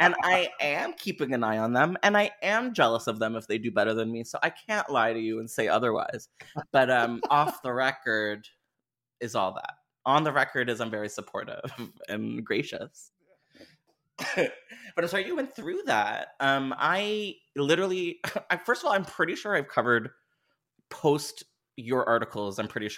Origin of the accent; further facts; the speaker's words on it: Canada; I mean, I am Canadian, where... so yes.